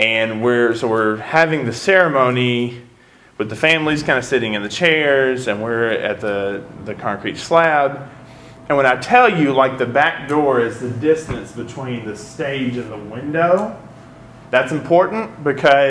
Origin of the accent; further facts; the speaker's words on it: West Memphis, Arkansas, United States; moved away; I grew up in West Memphis